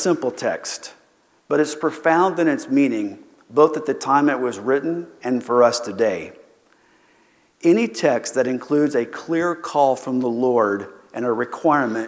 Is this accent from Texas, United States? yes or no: yes; Keene, Texas, United States; I grew up in Keene, Texas